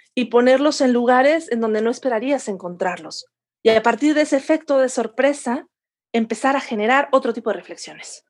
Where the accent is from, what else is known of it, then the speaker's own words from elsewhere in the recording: León, Guanajuato, Mexico; also born or lived in Spain / Mexico City; now in Cuernavaca, Mexico; yo me, me crié, nací y me crié en León, Guanajuato